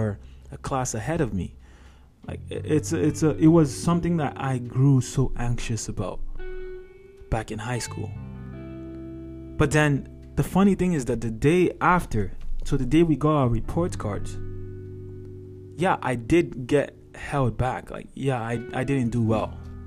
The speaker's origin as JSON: {"language": "English", "country": "Nigeria", "tie": "born or raised there", "moved": "yes", "said": "I'm Nigerian by background. So I went to high school in Nigeria."}